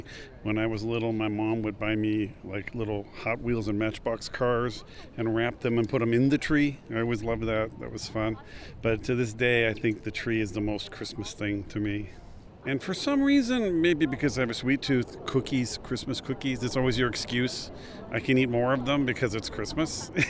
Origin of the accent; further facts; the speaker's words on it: Maryland, United States; moved away as an adult; now in Tucson, United States; I work here at the University of Arizona. I'm from Maryland, and I came out here a couple of years ago